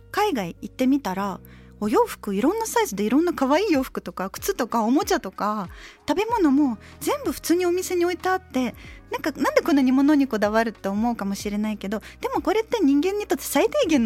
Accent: Novosibirsk, Novosibirsk Oblast, Russia; born there; そう当時はでもあの一応生まれはノボシビルスクだけどお父さんは軍人で本当いろんな町とかに移動したりして

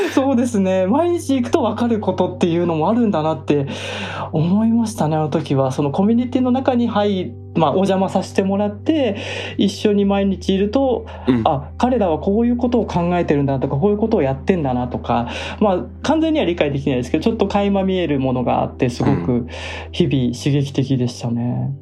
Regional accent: Japan; 私みたいに日本で生まれ育った人

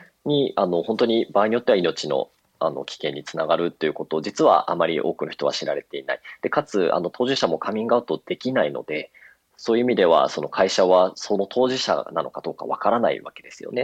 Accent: Nagoya, Aichi, Japan; moved away as an adult; now in Tokyo, Japan; 私あの、名古屋出身で東京に上京してるんですけれども

